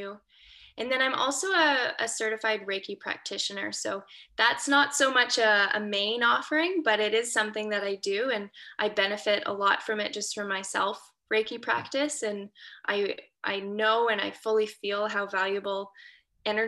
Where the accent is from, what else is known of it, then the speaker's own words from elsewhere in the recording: Waterloo, Ontario, Canada; now in a few hours north of Toronto, Canada; I'm a Canadian girl from Waterloo, Ontario.